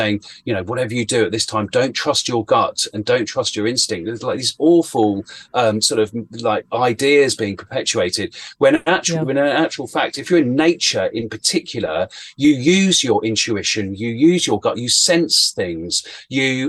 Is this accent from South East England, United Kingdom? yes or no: yes; Chiltern Hills, Buckinghamshire, South East England, United Kingdom; I grew up in the Chiltern Hills in Buckinghamshire in Great Britain